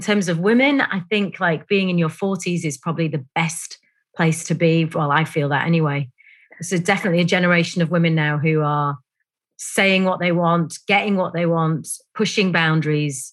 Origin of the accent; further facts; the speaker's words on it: Bradford, Yorkshire and the Humber, United Kingdom; I grew up in a place called Bradford, which is in West Yorkshire.